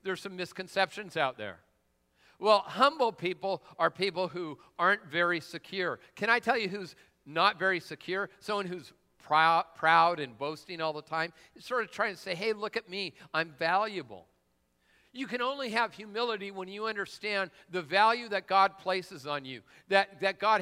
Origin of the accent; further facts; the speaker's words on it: Lakewood, United States; I'm from Lakewood